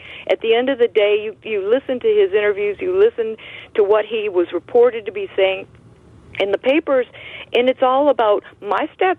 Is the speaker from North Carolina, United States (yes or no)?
no; Detroit, Michigan, United States; now in Lockport, United States; I was born in Detroit.